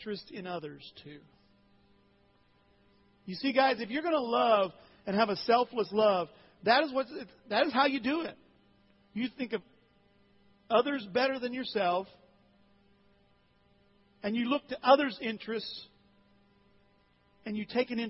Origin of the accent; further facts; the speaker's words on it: Alton, Illinois, United States; When I was in high school at Alton High 30-some years ago